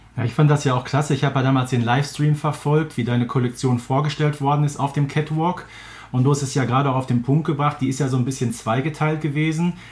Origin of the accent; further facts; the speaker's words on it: Herten, North Rhine-Westphalia, Germany; Hatten wir in Herten auch so einen kleinen Laden. Hallscheid hieß